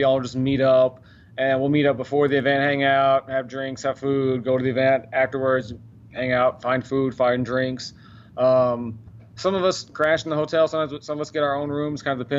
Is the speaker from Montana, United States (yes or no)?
no; Dallas, Texas, United States; Grew up in Dallas.